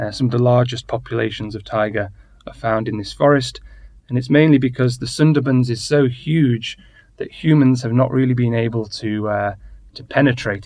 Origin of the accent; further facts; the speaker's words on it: United Kingdom; moved away; I'm British